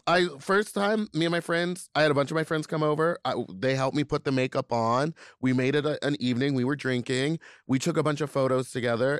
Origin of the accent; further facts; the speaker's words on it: Louisiana, United States; I'm from Louisiana